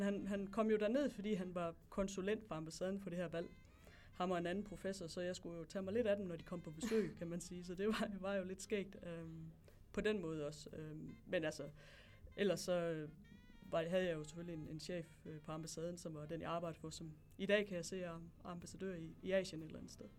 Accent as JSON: {"language": "Danish", "town": "Hedensted", "region": "Central Denmark Region", "country": "Denmark", "also_born_or_lived": "Tanzania / Namibia / Nigeria / Botswana", "moved": "as an adult", "said": "Jeg kommer fra Jylland. Jeg kommer fra en by, der hedder Hedensted"}